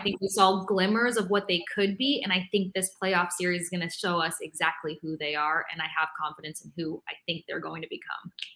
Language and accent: English; Tampa, Florida, United States; growing up in Tampa